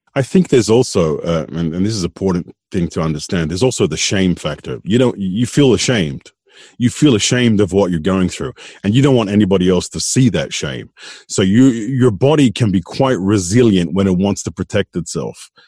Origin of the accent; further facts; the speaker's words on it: Sydney, New South Wales, Australia; moved away as an adult; also born or lived in Tasmania; now in Malta; I was I was brought up in Sydney, in Sydney, Australia.